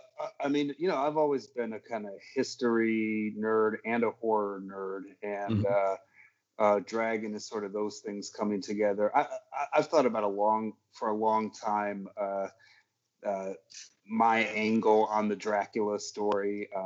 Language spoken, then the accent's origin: English; Dearborn, Michigan, United States; also born or lived in New York; now in Michigan, United States; I'm in the burbs now. I don't talk about where because there's crazy people out there. But Dearborn raised, man. Fortson High School alumni, 1993.